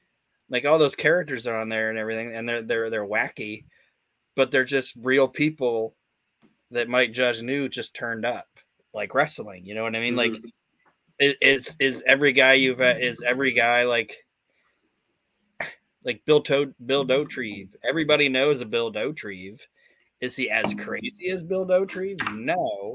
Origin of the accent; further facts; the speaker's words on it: Netherlands; I'm from Holland.